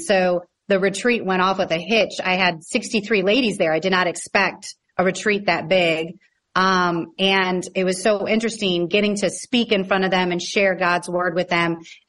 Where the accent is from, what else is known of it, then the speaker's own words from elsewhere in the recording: St. Louis, Missouri, United States; I grew up in St. Louis, Missouri with my mom and my dad and my younger brother, Dan. And we just grew up in South County, a nice suburb life.